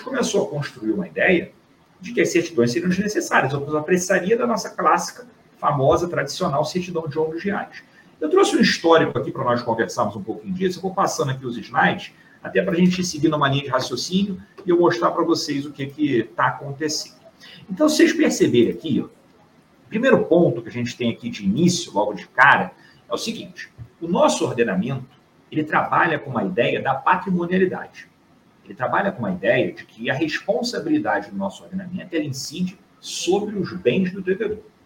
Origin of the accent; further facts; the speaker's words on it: Rio de Janeiro, Brazil; estou aqui do Rio de Janeiro, sou carioca